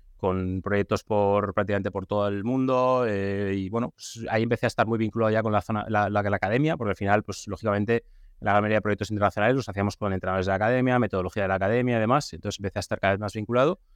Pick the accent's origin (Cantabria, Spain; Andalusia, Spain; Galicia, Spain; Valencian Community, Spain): Valencian Community, Spain; Valencia; yo soy de aquí, soy de Valencia